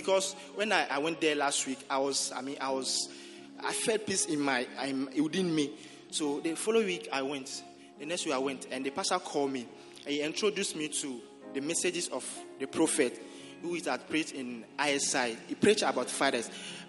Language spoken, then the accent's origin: English; Togo; moved away as an adult; I'm from Togo.